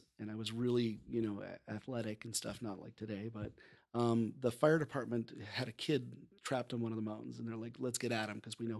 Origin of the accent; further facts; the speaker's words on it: Denver, Colorado, United States; I grew up in Denver and in the ghost town.